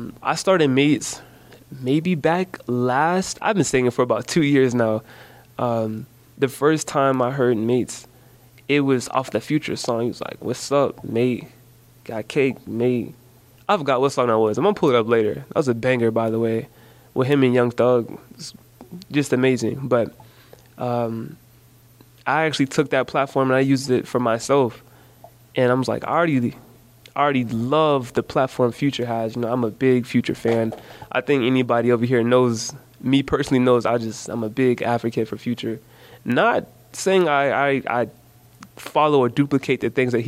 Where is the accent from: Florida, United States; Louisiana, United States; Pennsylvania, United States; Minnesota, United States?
Florida, United States; Jacksonville; growing up in Jacksonville.